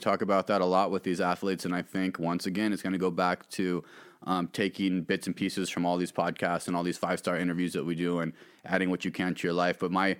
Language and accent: English; Tempe, Arizona, United States; we grew up in Tempe, Arizona.